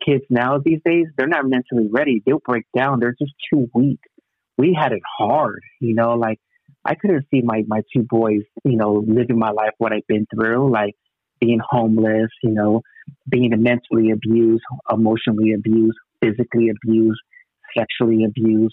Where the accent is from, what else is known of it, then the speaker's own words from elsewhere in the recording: Long Beach, California, United States; also born or lived in Wilmington, Los Angeles; I was born in Long Beach at Memorial Hospital. LBC